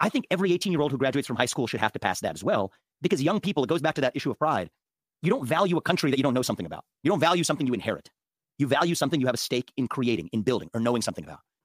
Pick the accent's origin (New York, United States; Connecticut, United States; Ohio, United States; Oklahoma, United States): Ohio, United States; Cincinnati; I was born in Cincinnati, Ohio